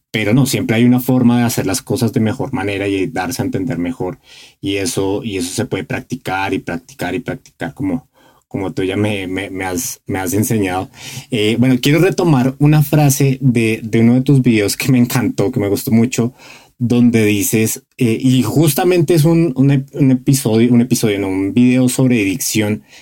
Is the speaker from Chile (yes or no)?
no; Bogotá, Colombia; now in Mexico; los colombianos también y los que somos de Bogotá igual. O sea, a mí me pasa que hablo con gente aquí en México y, digo, y me dicen, ¿qué? Y hablo con alguien de Colombia y me entiende perfecto.